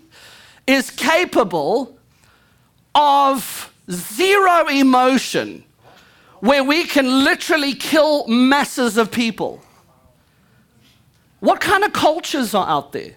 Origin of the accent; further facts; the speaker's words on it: United States; I'm an American